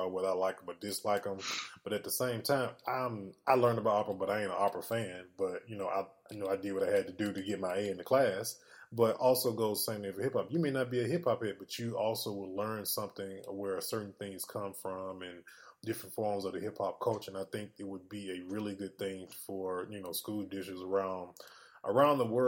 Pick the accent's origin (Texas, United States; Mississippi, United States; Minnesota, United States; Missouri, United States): Mississippi, United States; born or raised there